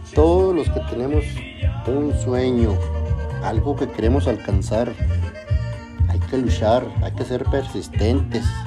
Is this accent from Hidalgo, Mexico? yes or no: no; Chihuahua, Mexico; now in Minersville, United States; yo soy de Chihuahua, soy norteño de corazón